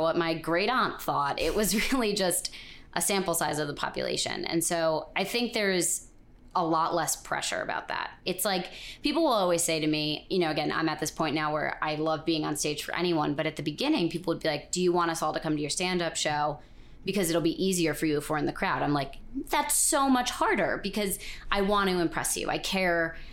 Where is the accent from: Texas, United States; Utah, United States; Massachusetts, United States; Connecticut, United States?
Connecticut, United States; moved away as an adult; also born or lived in Vermont; now in New York, United States; growing up in Connecticut